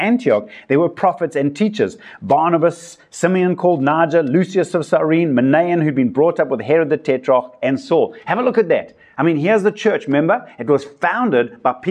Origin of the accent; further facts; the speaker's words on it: South Africa; I come from South Africa where we've got such a diversity of cultures